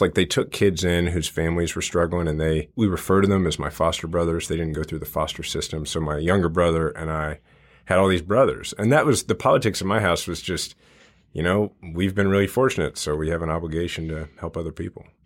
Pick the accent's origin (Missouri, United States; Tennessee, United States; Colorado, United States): Missouri, United States; Kansas City; I grew up in the Kansas City area